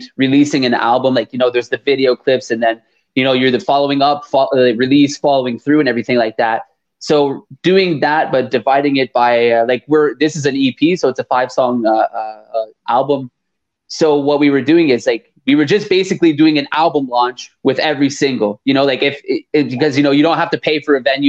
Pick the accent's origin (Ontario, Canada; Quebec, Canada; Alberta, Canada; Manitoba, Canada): Quebec, Canada; Montreal; we're a band from Canada, from Montreal, Canada